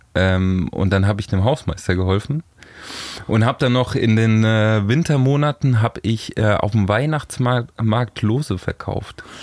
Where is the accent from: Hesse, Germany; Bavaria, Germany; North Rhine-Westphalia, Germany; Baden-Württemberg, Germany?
Bavaria, Germany; Lower Franconia, near Frankfurt; moved away as an adult; also born or lived in Hamburg; Also ich bin in der Nähe von Frankfurt groß geworden, ähm, ja. noch Bayern aber, äh, Unterfranken.